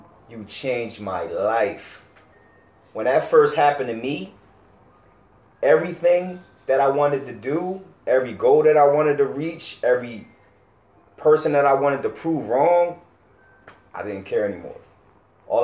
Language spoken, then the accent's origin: English; Camden, New Jersey, United States; us growing up in Camden.